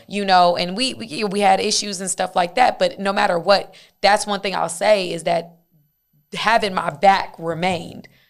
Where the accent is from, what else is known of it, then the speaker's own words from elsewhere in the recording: Decatur, Georgia, United States; I'm from, like, at that time, I'm from Decatur, Georgia